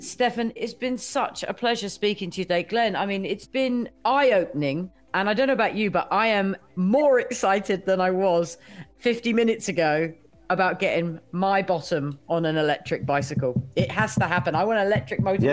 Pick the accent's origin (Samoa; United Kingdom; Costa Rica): United Kingdom; I'm a Brit